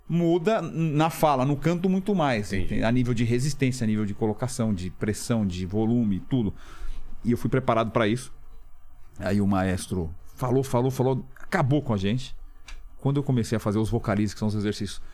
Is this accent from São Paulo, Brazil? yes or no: yes; São Paulo, Brazil; also born or lived in Milan, Italy; eu cresci na Santa Efigênia aqui